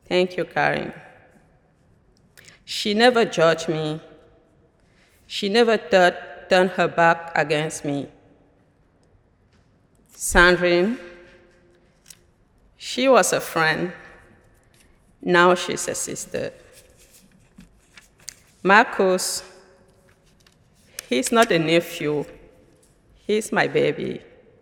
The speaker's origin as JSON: {"language": "English", "country": "Cameroon", "moved": "as an adult", "lives_now": "United States", "said": "I am originally from Cameroon in Central Africa, but now I belong to USA. Since March 15, 2015."}